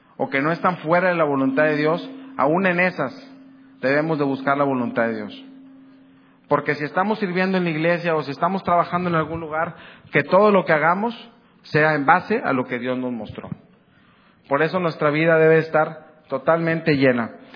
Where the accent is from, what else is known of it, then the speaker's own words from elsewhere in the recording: Ciudad Victoria, Tamaulipas, Mexico; Yo soy una persona aquí de Ciudad Victoria, algunos me conocen hace mucho tiempo. No nací aquí, pero soy de Ciudad Victoria como de toda la vida